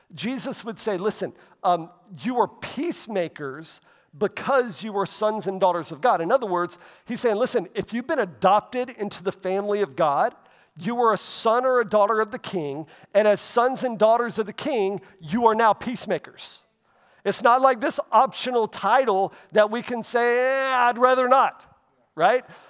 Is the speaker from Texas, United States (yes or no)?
no; Florida, United States; growing up in Florida